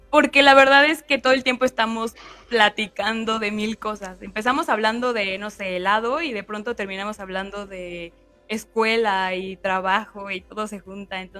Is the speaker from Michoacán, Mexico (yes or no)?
yes; Morelia, Michoacán, Mexico; also born or lived in Mexico City; Yo soy de Morelia y viví un tiempo en Ciudad de México, pero en realidad sí, como de las dos, Ciudad de México y Morelia.